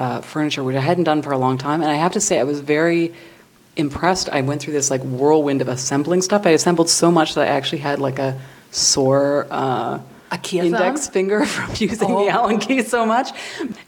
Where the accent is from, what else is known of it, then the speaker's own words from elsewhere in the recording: Toronto, Ontario, Canada; I grew up in Don Mills, right? I grew up in the first planned community in Canada.